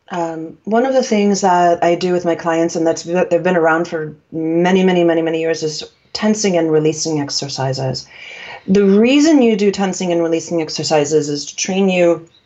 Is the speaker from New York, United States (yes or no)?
yes; New York, United States; I'm from New York. We had meat on a hook uh, in the meatpacking district in the old days.